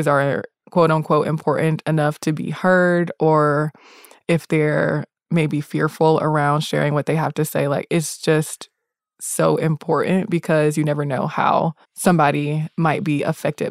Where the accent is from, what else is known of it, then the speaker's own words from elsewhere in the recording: the South, United States; I'm from the South